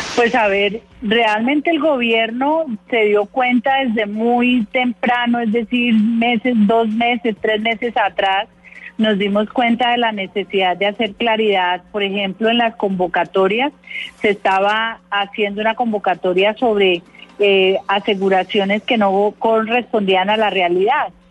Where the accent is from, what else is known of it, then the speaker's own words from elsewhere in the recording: Colombia; todos somos colombianos